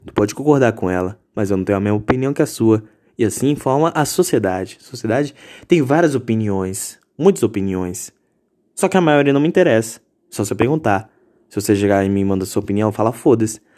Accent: Brazil

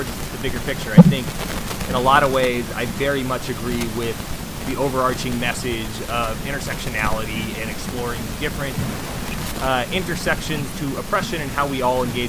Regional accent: United States

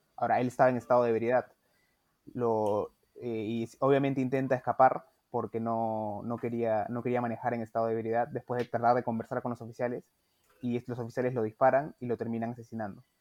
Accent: Peru

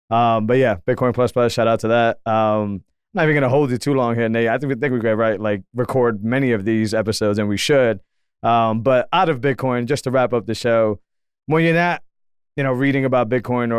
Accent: Massachusetts, United States; I grew up in Massachusetts and I still don't feel like I'm a part of the state.

